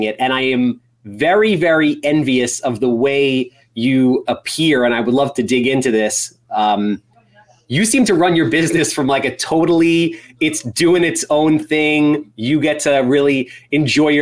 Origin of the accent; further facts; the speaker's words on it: New York City, New York, United States; accent: nasally Jewish coffee talk; Brooklyn meets Long Island; also born or lived in Long Island; I was born in Brooklyn